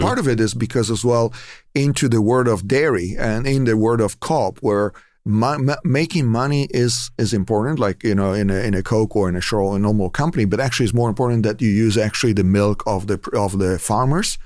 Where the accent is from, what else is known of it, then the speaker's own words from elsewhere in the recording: Italy; now in Moraga, United States; I'm from Italy originally